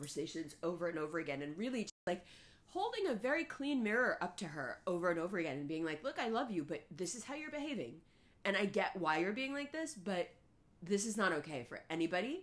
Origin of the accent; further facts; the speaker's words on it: New York City, New York, United States; first language Urdu; English is a second language; I was growing up in Harlem, going to school with just Caribbean kids